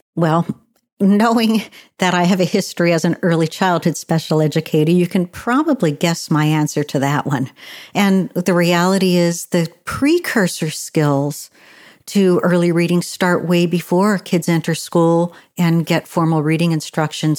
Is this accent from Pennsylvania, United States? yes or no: yes; Pennsylvania, United States; in a large rural county in my home state of Pennsylvania